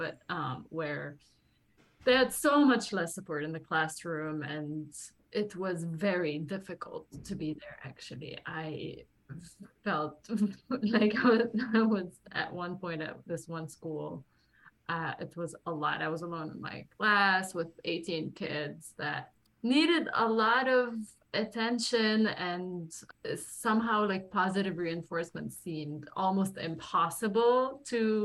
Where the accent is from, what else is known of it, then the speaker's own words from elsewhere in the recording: Lebanon; moved away as an adult; now in New York, United States; I was born and raised in Lebanon for 24 years of my life.